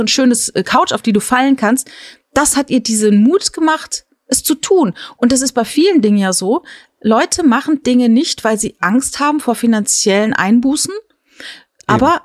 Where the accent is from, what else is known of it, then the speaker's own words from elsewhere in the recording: Palatinate Forest, Rhineland-Palatinate, Germany; Ich bin ja im Pfälzer Wald äh, groß geworden